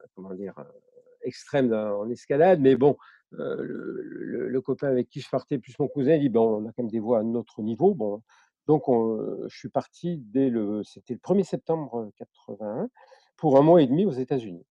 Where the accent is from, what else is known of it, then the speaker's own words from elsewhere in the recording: Marseille, Provence-Alpes-Côte d'Azur, France; je suis né à Marseille, hein, je n'ai pas une famille qui est purement marseillaise